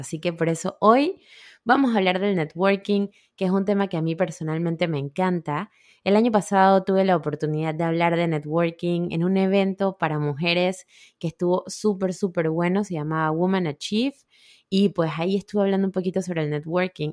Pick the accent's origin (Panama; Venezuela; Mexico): Panama; moved away; yo soy de Panamá, mis amigas mamás panameñas, que vivimos cerca aquí